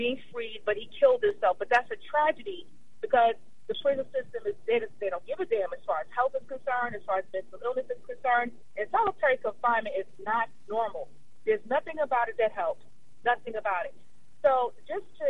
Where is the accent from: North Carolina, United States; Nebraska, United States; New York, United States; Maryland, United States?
New York, United States; New York City; I'm from Brooklyn, which is about a few miles away from there. So it's right next door. But, yeah, I'm from New York.